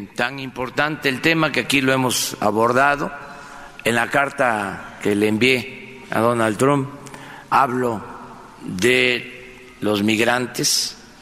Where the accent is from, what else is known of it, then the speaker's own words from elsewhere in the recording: Tabasco, Mexico; desde Paraíso, Tabasco, desde mi tierra